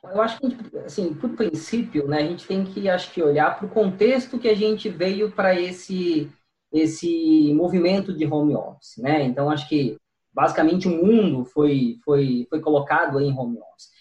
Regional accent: Cubatão, São Paulo, Brazil; also born or lived in Santos; now in São Paulo, Brazil; nasci na Santa Casa de Santos, mas morei desde a da, da, da infância, adolescência em Cubatão, depois vim, acabei vindo para São Paulo

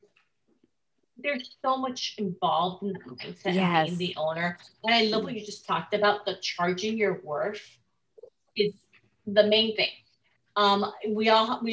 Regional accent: Miami, Florida, United States; I grew up in Miami, Florida

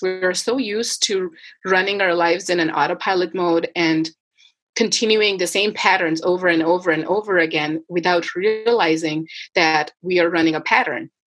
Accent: India; moved away as an adult; now in Canada; I grew up in India and I moved to Canada in 2011, end of 2011

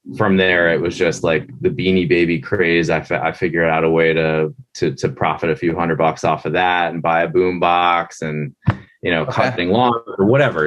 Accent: Linthicum, Maryland, United States; The town I grew up in is called Linthicum, Maryland

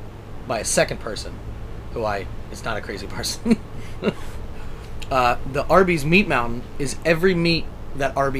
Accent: East Coast, United States; I'm from the East Coast

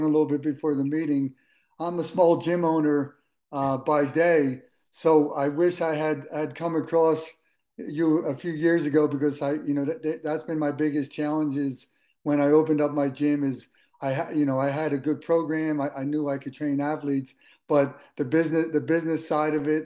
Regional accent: Philadelphia, Pennsylvania, United States; I grew up in Philadelphia

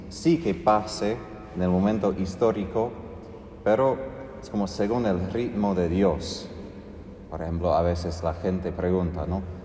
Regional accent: United States; moved away; como norteamericano

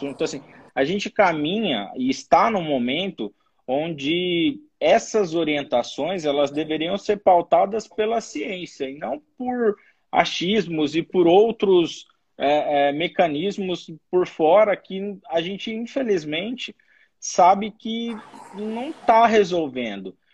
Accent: São Paulo, Brazil; now in Brasília, Brazil; Eu sou de São Paulo, mas moro em Brasília

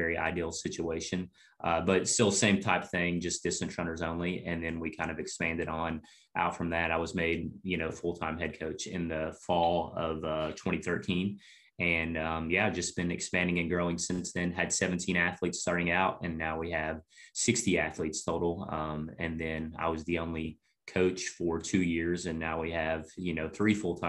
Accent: Cleveland, Tennessee, United States; I went to high school locally in Cleveland, where Lee is at. Yeah. And middle school was actually right across the street from Lee. So, yeah, kind of been within 3 square miles my whole life as far as school goes.

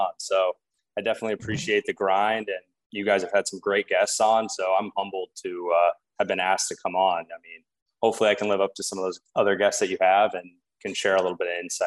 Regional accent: Des Moines, Iowa, United States; moved away as an adult; also born or lived in Chicago; now in Portland, United States; I grew up in Des Moines, Iowa, kind of small town life

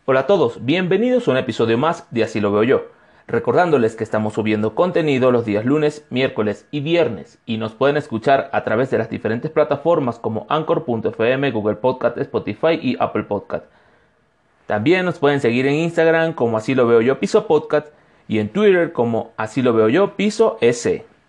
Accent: Venezuela; moved away as an adult; now in Cuenca, Ecuador; soy un venezolano de Ecuador

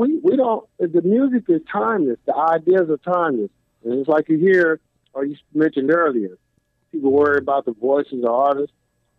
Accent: Compton, California, United States; I'm from Compton.

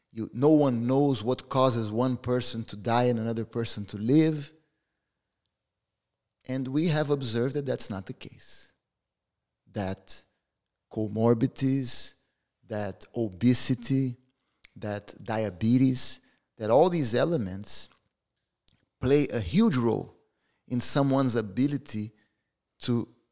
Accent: Brazil; We're from Brazil.

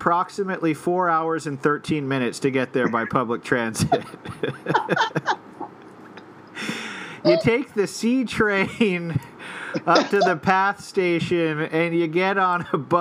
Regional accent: Albuquerque, New Mexico, United States; now in Brooklyn, United States; We're from Albuquerque.

